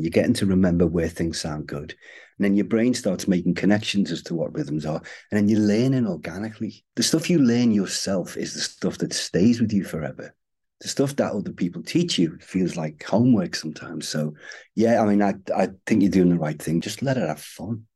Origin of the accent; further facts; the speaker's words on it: Liverpool, North West England, United Kingdom; I'm from Liverpool